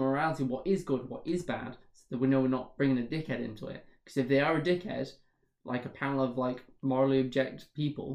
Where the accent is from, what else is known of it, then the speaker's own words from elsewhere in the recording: the north of England, United Kingdom; As a Northerner